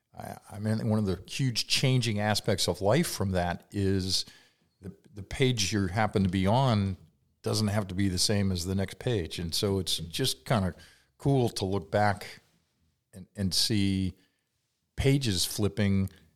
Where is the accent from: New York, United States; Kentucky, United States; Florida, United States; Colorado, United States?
Kentucky, United States; moved away as an adult; also born or lived in Ohio; I was from Kentucky